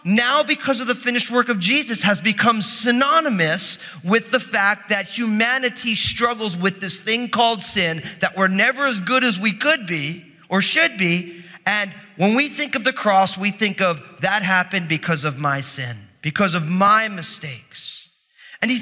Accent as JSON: {"language": "English", "region": "New Jersey", "country": "United States", "said": "I'm from New Jersey"}